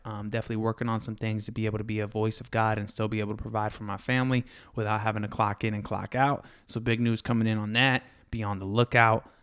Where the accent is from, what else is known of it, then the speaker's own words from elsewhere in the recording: Florida, United States; also born or lived in Fort Lauderdale, Florida / Valrico, Florida / Brandon, Florida; now in Texas, United States; I grew up in Florida, uh, Fort Lauderdale, and an overpopulated city near Tampa called Valrico in Brandon, Florida.